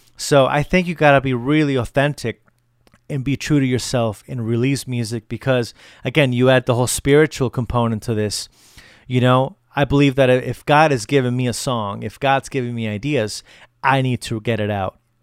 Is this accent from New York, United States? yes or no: no; Connecticut, United States; moved away as an adult; now in Colorado, United States; So I live in Colorado now. I moved here about a year ago from Connecticut. So I'll be doing a few um, a few shows in my home state